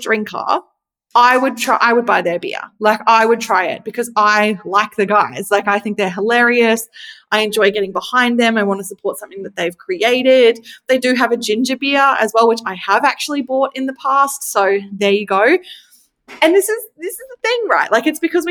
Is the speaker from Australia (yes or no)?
yes; Australia; I'm Australian